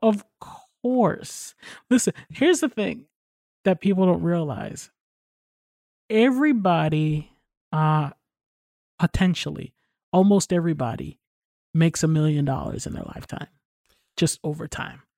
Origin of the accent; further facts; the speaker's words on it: New York, United States; I'm from New York